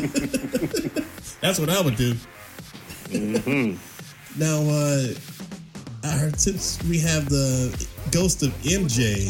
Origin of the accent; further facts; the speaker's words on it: South Carolina, United States; moved away; I'm from South Carolina.